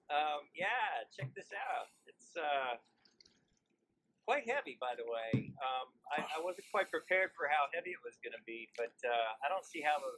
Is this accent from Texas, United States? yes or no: yes; Austin, Texas, United States; I'm from the Austin area